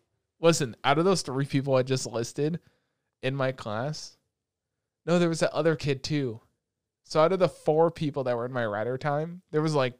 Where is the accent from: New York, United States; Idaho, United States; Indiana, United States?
New York, United States; Roosevelt; but I feel like it was a cool thing growing up in Roosevelt, because how many people do you know from Roosevelt that are like genuinely racist